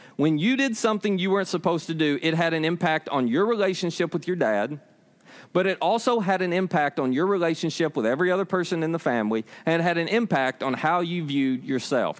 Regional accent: United States; I was born in Hickman County.

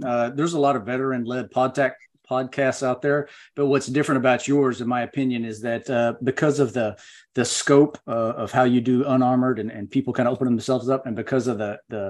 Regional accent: North Carolina, United States; also born or lived in Okinawa; But a little about me, I grew up in Western North Carolina.

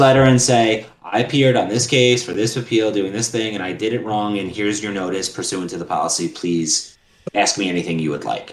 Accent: New York City, New York, United States; I'm from Queens.

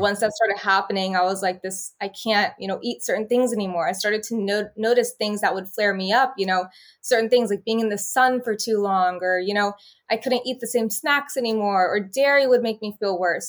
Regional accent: Bakersfield, California, United States; So I was from Bakersfield, California

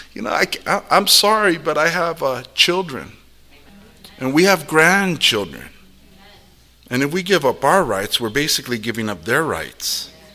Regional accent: United States

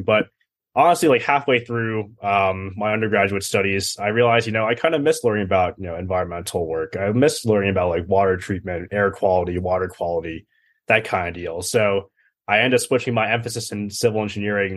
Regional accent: Ridgefield, Connecticut, United States; moved away as an adult; also born or lived in Los Angeles, California / Colorado Springs, Colorado; I'm originally from Ridgefield, Connecticut

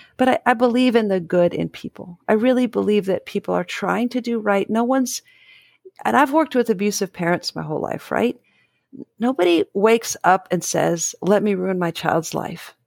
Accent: Dayton, Ohio, United States; I grew up in Dayton

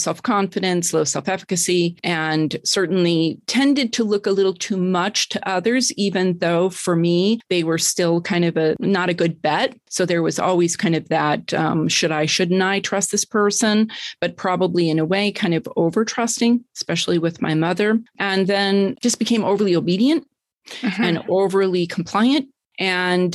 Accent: Denver, Colorado, United States; moved away; also born or lived in New York City / Tucson; I was born in Denver, Colorado.

